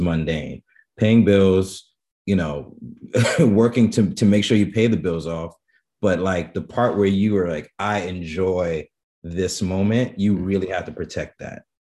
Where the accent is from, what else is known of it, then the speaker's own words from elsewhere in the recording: New York City, New York, United States; I'm born and raised in the Bronx, Bronx, New York